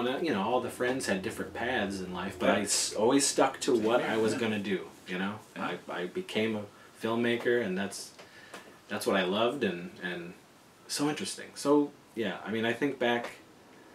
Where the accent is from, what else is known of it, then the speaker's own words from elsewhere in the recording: Wellsville, United States; growing up in Wellsville